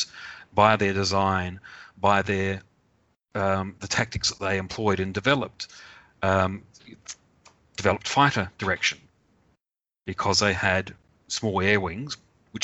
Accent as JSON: {"language": "English", "country": "Australia", "said": "I, as an Australian, was raised"}